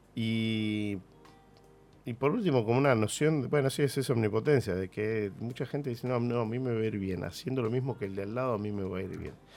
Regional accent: Argentina; nuestra identidad como argentinos

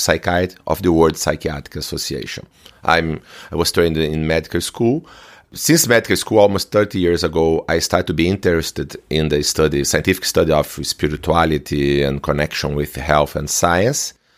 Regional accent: Brazil; I'm from Brazil

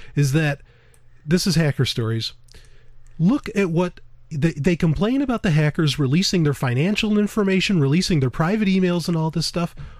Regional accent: New York, United States; I am a Jew from New York

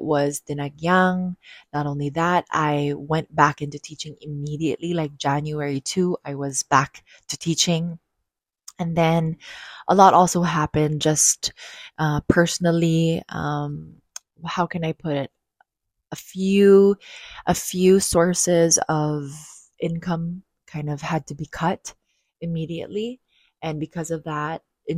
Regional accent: Iloilo City, Western Visayas, Philippines; I'm from Iloilo City.

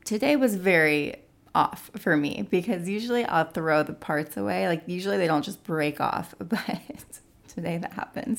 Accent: California, United States; now in Nashville, United States; I'm from California

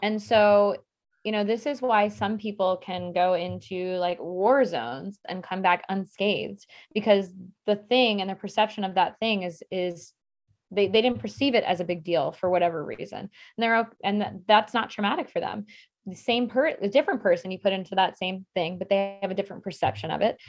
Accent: Maryland, United States; I grew up in Maryland where there was, like, a dam every mile

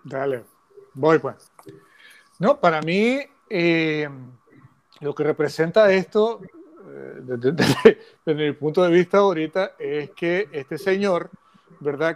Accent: Nicaragua; los nicaragüenses que criticamos no somos verdaderos nicaragüenses

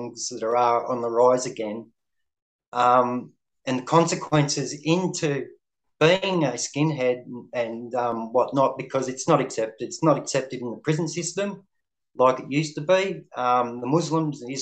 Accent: Melbourne, Victoria, Australia; I come from Melbourne, Victoria.

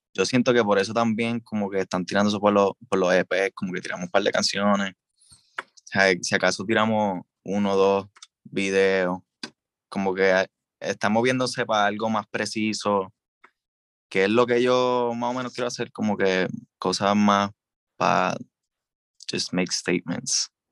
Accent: Puerto Rico; Hablo como hablo, estoy hablando como un puertorriqueño común

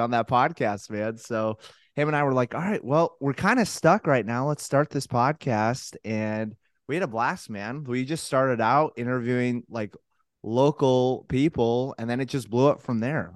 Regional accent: Colorado Springs, Colorado, United States; moved away as an adult; also born or lived in Taylor University, Indiana / Buffalo, New York; born and raised Colorado Springs

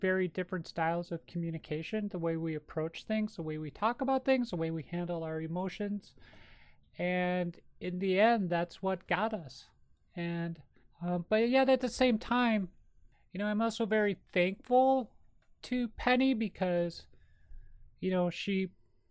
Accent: Minnesota, United States; accent: Minnesota; my Minnesota accent

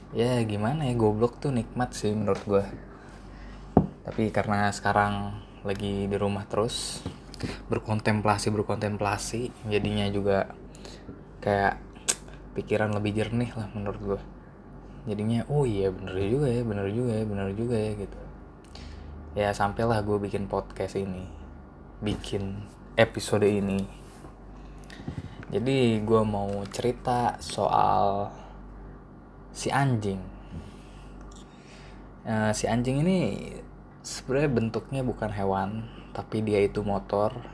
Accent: Karawang, West Java, Indonesia; plat nomornya itu T As Karawang kan gue juga asal Karawang

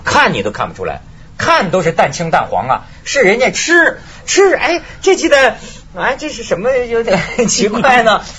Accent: China; 我们中国人

